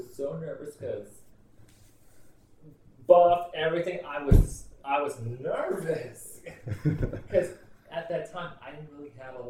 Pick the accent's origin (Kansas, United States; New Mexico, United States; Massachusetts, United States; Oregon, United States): Kansas, United States; born there; I was born in Kansas